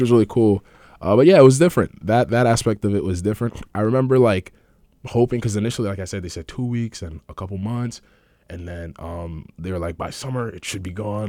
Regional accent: Manchester, Connecticut, United States; also born or lived in Ghana / Vernon, Connecticut; I've been living in Connecticut for, uh, most of my life

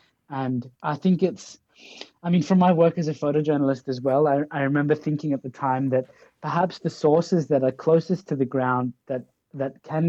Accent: Pakistan; now in Australia; I'm from Australia, so I come from a colonized country in a way, but I'm a migrant from Pakistan along the way.

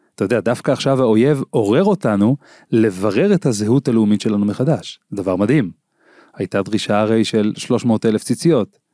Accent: Ginosar, Northern District, Israel; אני גדלתי בקיבוץ גינוסר.

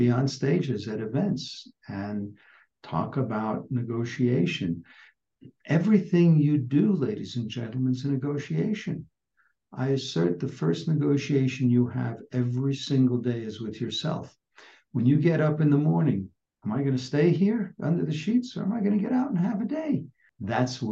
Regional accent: New York, United States; moved away as an adult; also born or lived in San Diego; I grew up in New York, moved to San Diego to practice chiropractic

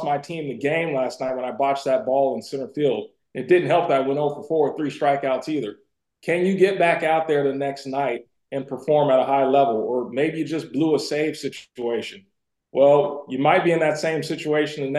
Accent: Bay Area, California, United States; we both grew up in the Bay Area.

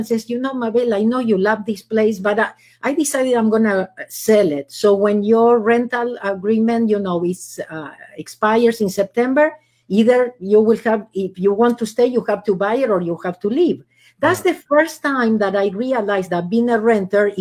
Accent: Argentina; English is a second language; moved away as an adult; now in Los Angeles, United States; I'm originally from Argentina

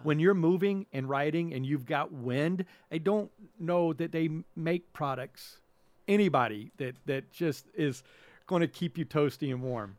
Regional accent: the South, United States; growing up in the South

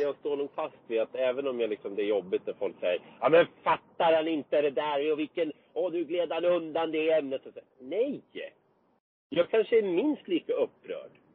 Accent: Vinnersjö, Gävleborg County, Sweden; also born or lived in Hedesunda; Jag är ju född i Vinnersjö, heter det. Det ligger okay. ingenstans egentligen. Det ligger mellan Hedesunda och Gysinge.

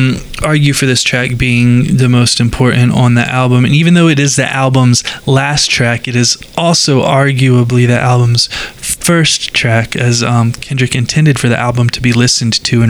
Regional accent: outside of Charlotte, North Carolina, United States; I was growing up outside of Charlotte

